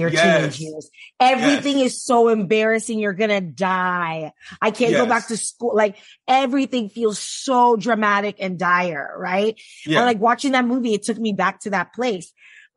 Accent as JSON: {"language": "English", "town": "Miami", "region": "Florida", "country": "United States", "tie": "born or raised there", "said": "I grew up in the South, like in Miami"}